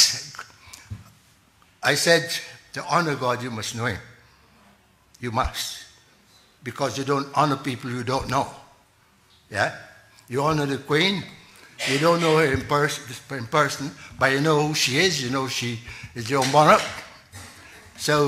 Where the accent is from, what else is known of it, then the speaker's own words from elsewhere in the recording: Barbados; moved away; I'm from Barbados originally